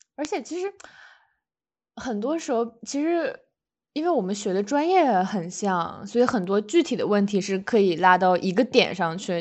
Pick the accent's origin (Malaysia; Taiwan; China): China; Shenyang, Liaoning; moved away as an adult; now in United States; 我们是辽宁沈阳人